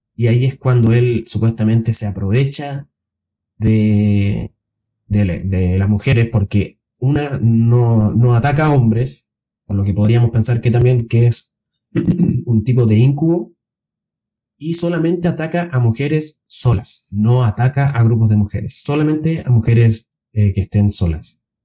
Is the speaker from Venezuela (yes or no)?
no; Chile